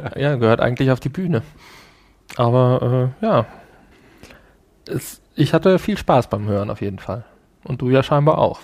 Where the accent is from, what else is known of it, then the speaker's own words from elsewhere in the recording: Essen, North Rhine-Westphalia, Germany; Ich bin ja auch aus dem Ruhrgebiet. du erinnerst dich vielleicht, ich bin ja in Essen geboren